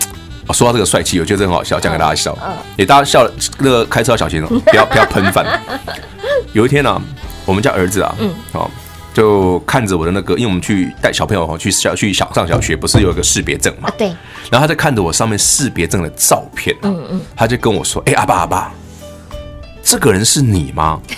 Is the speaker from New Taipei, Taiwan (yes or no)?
yes; Sanxia, New Taipei, Taiwan; 我老家三峡，